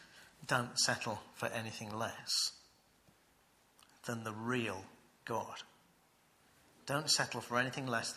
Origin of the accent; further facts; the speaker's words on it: United Kingdom; as British people